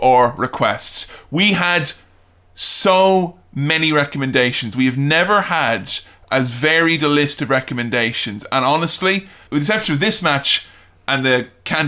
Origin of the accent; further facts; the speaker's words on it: Ireland; growing up in Ireland